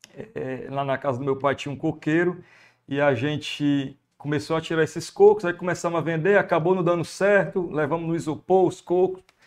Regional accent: Fortaleza, Ceará, Brazil; accent: Ceará; eu nasci em Fortaleza e muito novo, acho que com um ano de idade, fui morar na Messejana, né, que é um bairro

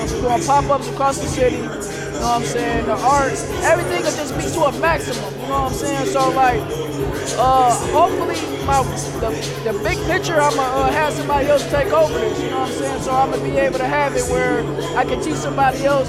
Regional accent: Detroit, Michigan, United States; I'm from Detroit, the west side of Detroit.

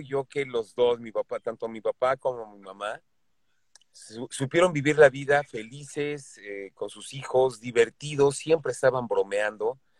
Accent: Mexico

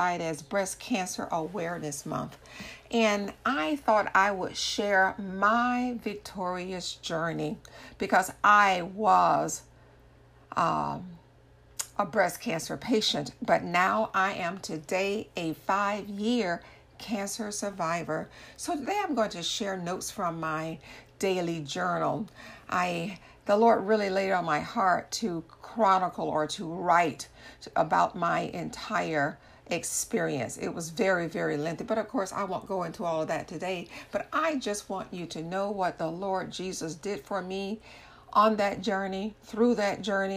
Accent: Orlando, Florida, United States; I am from Orlando, Florida, in the U.S. of A.

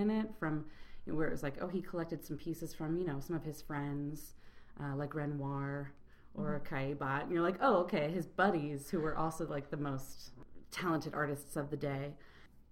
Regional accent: Chicago, Illinois, United States; I'm from Chicago, but I'm traveling in Paris

